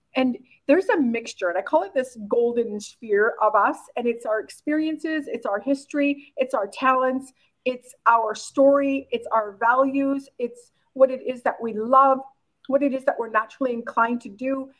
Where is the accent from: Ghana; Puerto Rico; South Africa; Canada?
Canada; Oxbow, Saskatchewan; moved away; also born or lived in Korea; I was born and raised in a really small town in called Oxbow, Saskatchewan, Canada, with like 1,200 people